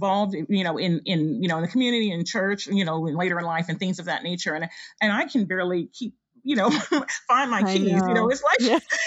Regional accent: United States; although I am, you know, of African descent, I was raised in the U.S., so I consider myself African as well as African American.

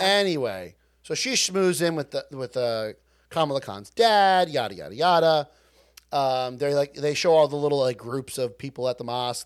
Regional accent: Long Island, New York, United States; We're from Long Island.

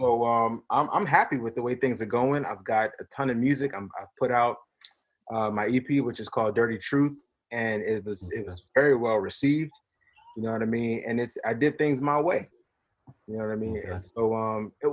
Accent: Philadelphia, Pennsylvania, United States; moved away; Back home in my hometown, Philly

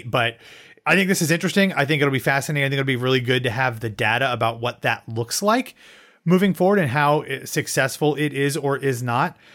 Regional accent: Columbus, Ohio, United States; now in Orlando, United States; my hometown of Columbus, Ohio

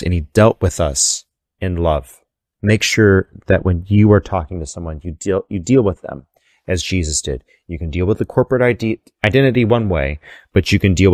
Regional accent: Texas, United States; I'm from Texas

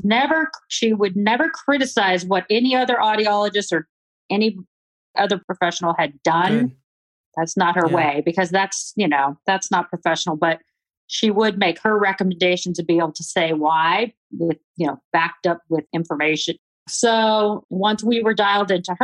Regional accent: California, United States; moved away as an adult; I was from California

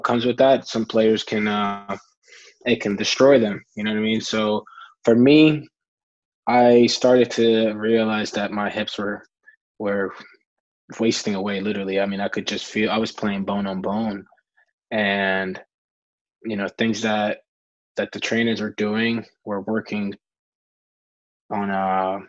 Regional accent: Costa Rica; growing up in Costa Rica

